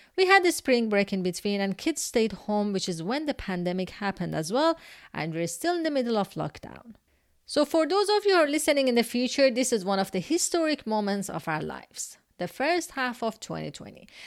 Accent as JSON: {"language": "English", "country": "Iran", "said": "I'm from Iran"}